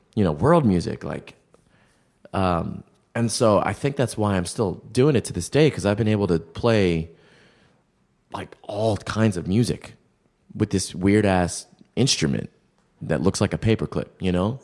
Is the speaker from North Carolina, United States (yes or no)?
no; Baltimore, Maryland, United States; moved away as an adult; now in New York, United States; growing up in Baltimore was interesting